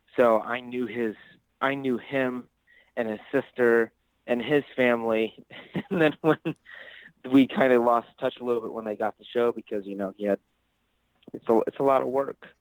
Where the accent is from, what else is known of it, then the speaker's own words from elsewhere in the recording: Ottawa, Ohio, United States; I'm actually originally from a small town in Northwest Ohio. Um, it's called Ottawa